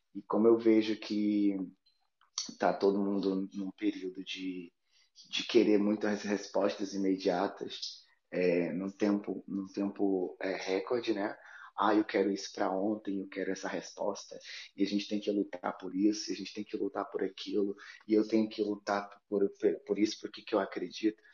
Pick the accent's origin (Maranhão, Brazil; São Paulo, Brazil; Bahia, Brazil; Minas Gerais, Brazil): Bahia, Brazil; moved away; also born or lived in Europe; sou baiano e, e sou filho da Oxum